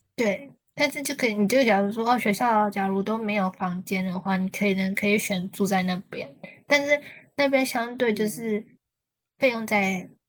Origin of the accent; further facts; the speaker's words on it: Taiwan; 我是台湾人